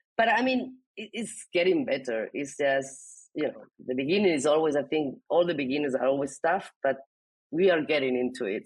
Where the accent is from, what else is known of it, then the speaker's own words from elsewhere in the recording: Alicante, Valencian Community, Spain; first language Spanish; English is a second language; moved away as an adult; also born or lived in Barcelona, Spain / United States / Germany; I was born in Alicante, which is uh, in the coast of Spain.